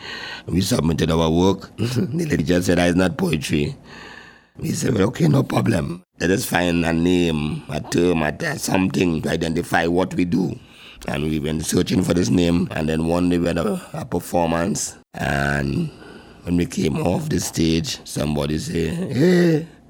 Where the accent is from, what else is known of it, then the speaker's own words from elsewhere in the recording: Port of Spain, Trinidad & Tobago; I grew up in Quarry Street, East Dry River, Lavantil